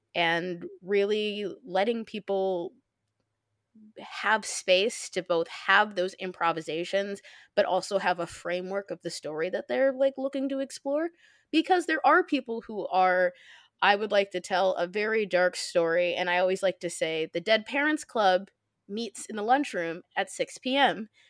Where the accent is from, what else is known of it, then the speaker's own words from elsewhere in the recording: Midwest, United States; I'm from the Midwest